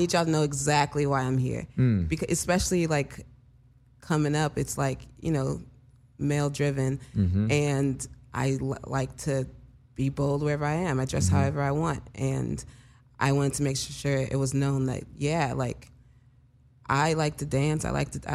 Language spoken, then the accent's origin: English; Houston, Texas, United States; also born or lived in Chicago; I was born in Chicago, but I was raised in Houston. I left Chicago when I was really, really little. Grew up there, Southwest Side, by Stafford